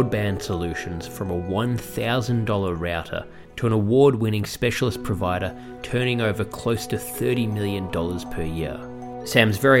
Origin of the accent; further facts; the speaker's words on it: Melbourne, Victoria, Australia; now in New York, United States; I'm from Melbourne and in New York